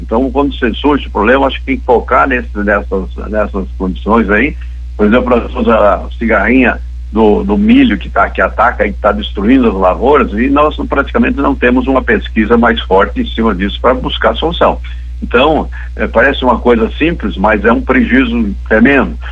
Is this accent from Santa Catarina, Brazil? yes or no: yes; western Santa Catarina, Brazil; venho lá do Oeste, sou filho de agricultor